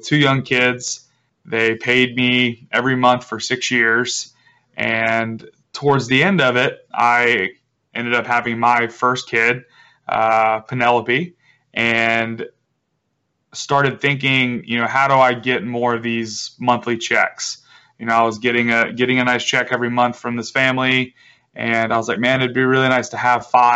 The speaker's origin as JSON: {"language": "English", "town": "Charleston", "region": "South Carolina", "country": "United States", "said": "I'm from Charleston, South Carolina."}